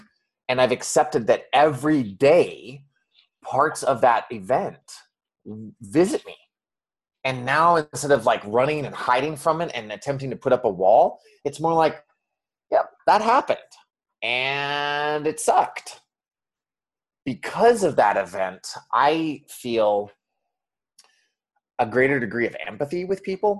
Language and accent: English; Montana, United States; growing up in Montana